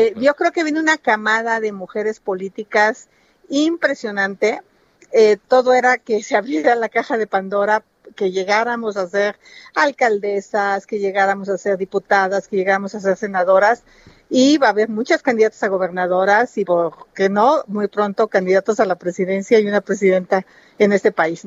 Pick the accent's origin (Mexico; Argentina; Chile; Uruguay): Mexico; Hidalgo; now in Mexico City, Mexico; quiero mucho Hidalgo, nací en Hidalgo, pero tengo más de 40 años de vivir en la Ciudad de México.